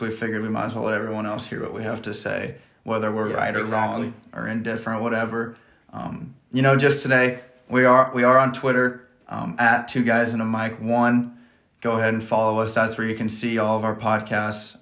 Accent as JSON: {"language": "English", "town": "Johnson", "region": "Nebraska", "country": "United States", "said": "I'm from Johnson, Nebraska. I graduated from Johnson Brock in 2017"}